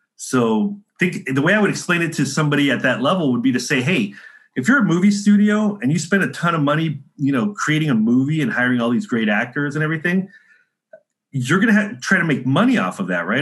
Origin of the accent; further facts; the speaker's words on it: San Diego, California, United States; also born or lived in Chicago / New York City; now in Florida, United States; I'm from San Diego originally.